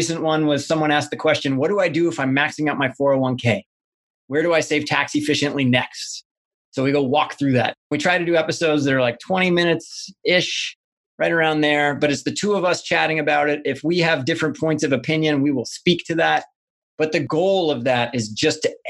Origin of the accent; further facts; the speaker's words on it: Midwest, United States; moved away; where I grew up back in the Midwest